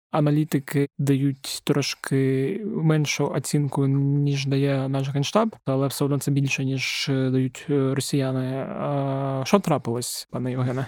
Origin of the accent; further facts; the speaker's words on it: Zaporizhzhia Oblast, Ukraine; В моїй рідній Запорізькій області